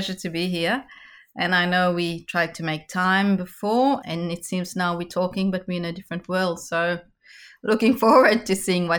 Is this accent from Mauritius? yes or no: yes; Mauritius; also born or lived in China; now in Australia; I'm of Indian heritage myself. My great-grandparents are Indian. I've been born in Mauritius and raised there. And between Australia and Mauritius, I also spent 11 years in China, where I worked for a French law firm.